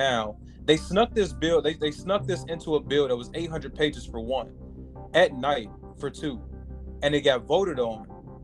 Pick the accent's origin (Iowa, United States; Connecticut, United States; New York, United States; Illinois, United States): Illinois, United States; Chicago; moved away; I'm from Chicago originally. It's just born and raised